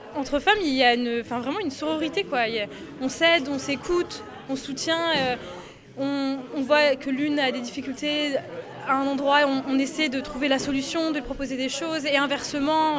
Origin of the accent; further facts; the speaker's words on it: Maubeuge, Hauts-de-France, France; moved away as an adult; also born or lived in Lille / Tourcoing; now in Oise, France; je suis namobeuge donc je viens du Nord